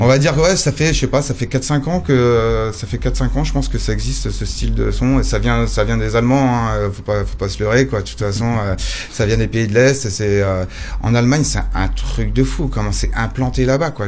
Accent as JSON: {"language": "French", "town": "Nantes", "region": "Pays de la Loire", "country": "France", "said": "je viens de Nantes"}